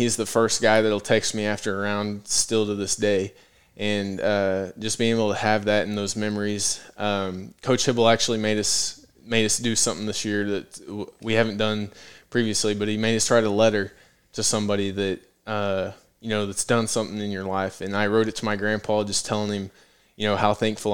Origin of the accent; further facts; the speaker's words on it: Weatherford, Oklahoma, United States; now in Norman, United States; growing up in Western Oklahoma